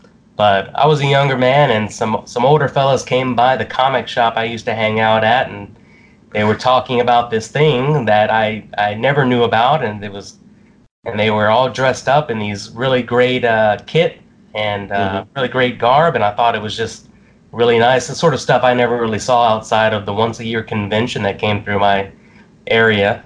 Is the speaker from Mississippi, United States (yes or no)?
yes; Mississippi area, United States; moved away; I'm from the Mississippi area originally